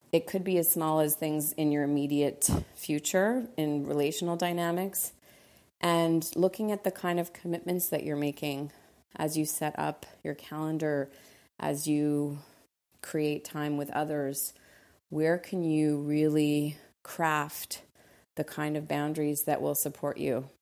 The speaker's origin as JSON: {"language": "English", "town": "Montreal", "region": "Quebec", "country": "Canada", "tie": "born or raised there", "also_born_or_lived": "Costa Rica", "moved": "yes", "lives_now": "Los Angeles, United States", "said": "Montreal is my hometown, L A is home"}